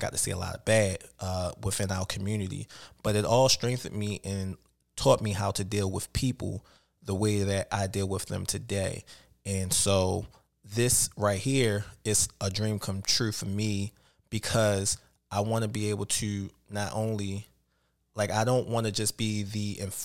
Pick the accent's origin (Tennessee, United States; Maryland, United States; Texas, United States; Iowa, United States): Maryland, United States; Baltimore; Born and raised in Baltimore.